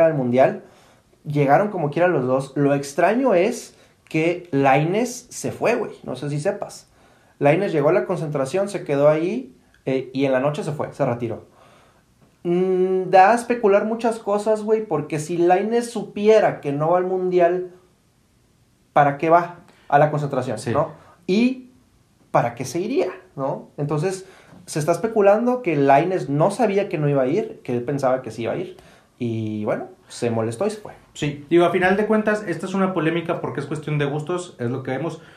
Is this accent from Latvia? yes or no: no; Mexico; como mexicano